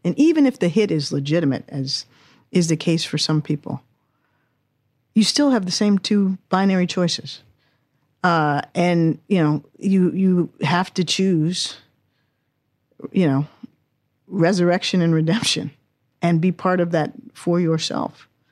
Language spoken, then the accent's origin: English; Washington, District of Columbia, United States; also born or lived in England; I was born and raised in Washington, D C